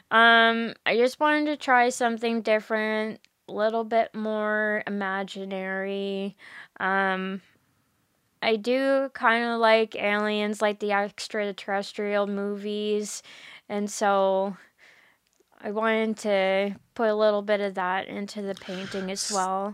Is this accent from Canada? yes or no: yes; Bridgewater, Nova Scotia, Canada; I'm from Bridgewater, so it is in Lunenburg County